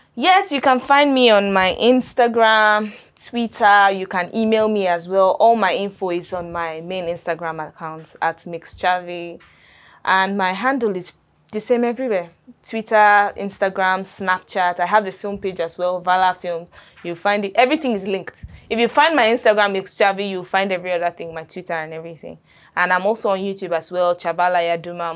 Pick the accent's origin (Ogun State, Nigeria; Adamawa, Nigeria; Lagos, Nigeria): Adamawa, Nigeria; I'm from Adamawa State